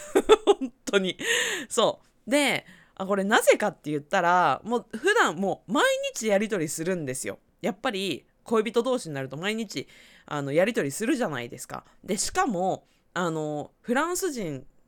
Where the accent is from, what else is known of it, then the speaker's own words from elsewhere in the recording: Aichi, Japan; 私はまあ、地元が愛知県で